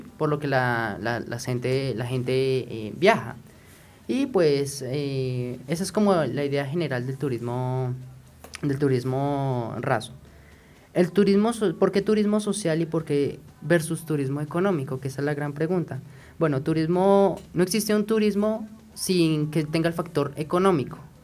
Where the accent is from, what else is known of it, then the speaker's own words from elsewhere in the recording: Colombia; nosotros como colombianos